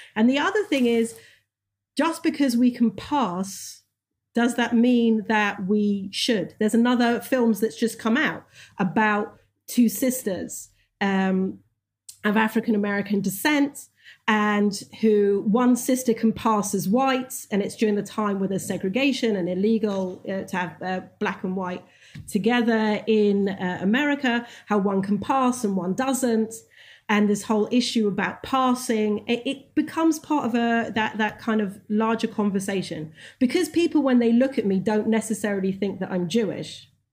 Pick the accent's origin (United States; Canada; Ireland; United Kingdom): United Kingdom; England; moved away; when I was growing up in England